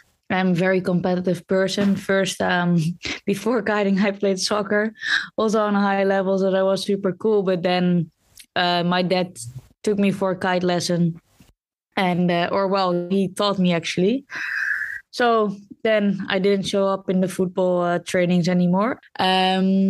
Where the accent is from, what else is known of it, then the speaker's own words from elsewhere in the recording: Netherlands; I'm from Holland, the Netherlands